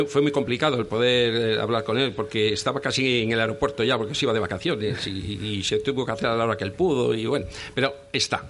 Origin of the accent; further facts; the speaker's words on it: León, Castile and León, Spain; yo soy de León